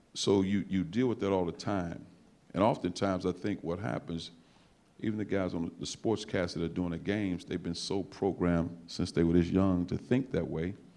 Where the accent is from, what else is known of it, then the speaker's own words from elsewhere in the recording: East St. Louis, Illinois, United States; moved away; I'm from East St. Louis